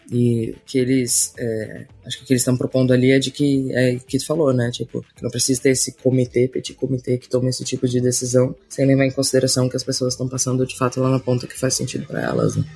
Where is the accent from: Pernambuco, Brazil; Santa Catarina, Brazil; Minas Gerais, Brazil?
Santa Catarina, Brazil; como catarinense que somos